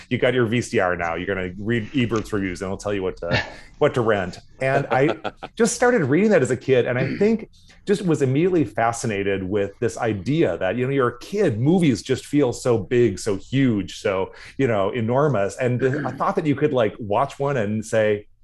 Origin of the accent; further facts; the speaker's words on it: Duluth, Minnesota, United States; also born or lived in St. Paul, United States; when I was starting second grade, we moved to Duluth